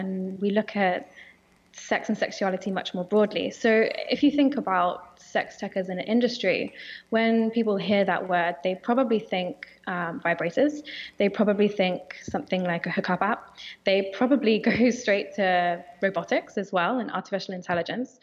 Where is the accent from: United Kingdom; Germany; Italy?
United Kingdom; accent: British; my British accent